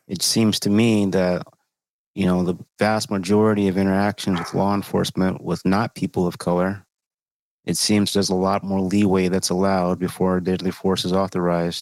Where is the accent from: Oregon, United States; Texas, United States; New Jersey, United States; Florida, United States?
Texas, United States; moved away; I'm from Texas originally.